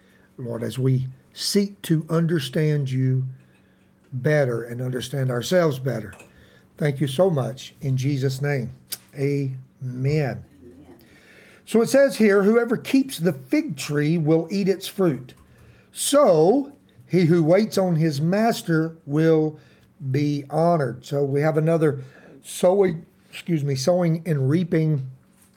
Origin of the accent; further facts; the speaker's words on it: Tennessee, United States; I'm a hillbilly. We're from Tennessee. We love banjos around here